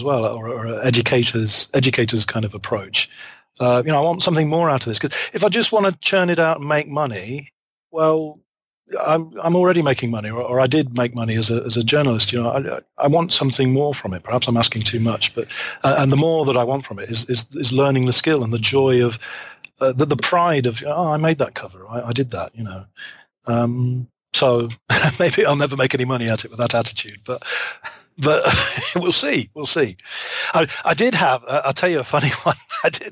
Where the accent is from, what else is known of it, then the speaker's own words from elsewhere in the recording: Leicester, East Midlands, United Kingdom; moved away as an adult; also born or lived in Arkansas, United States; now in Abiko, Japan; I'm from Leicester in England